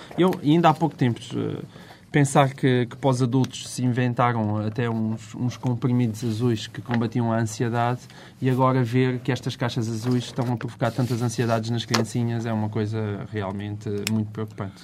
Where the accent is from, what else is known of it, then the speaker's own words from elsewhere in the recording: Portalegre, Alentejo, Portugal; moved away as an adult; now in Lisbon, Portugal; sou um homem de província. Eu nasci em Porto Alegre.